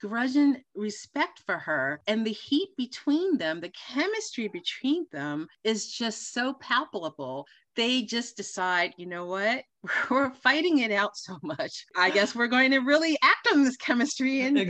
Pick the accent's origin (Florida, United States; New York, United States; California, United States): New York, United States; New York City; accent: New York; now in Los Angeles, United States; Our first destination is Queens, New York, hometown. And you are lucky that I am not in my New York accent, because you may have a hard time understanding me.